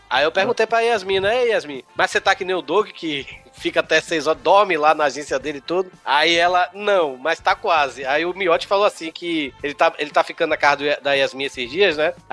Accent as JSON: {"language": "Portuguese", "region": "Ceará", "country": "Brazil", "said": "Eu sou de. sou do Ceará"}